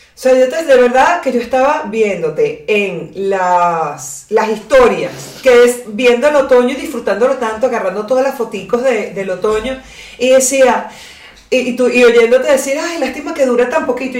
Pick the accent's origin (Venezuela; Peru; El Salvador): Venezuela; Caracas, Capital District; now in Pilar, Argentina; vengo de Caracas